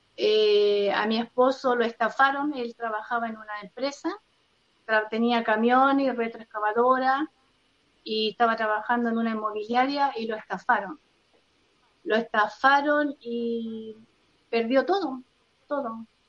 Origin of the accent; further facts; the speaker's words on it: Rancagua, O'Higgins, Chile; Soy de Rancagua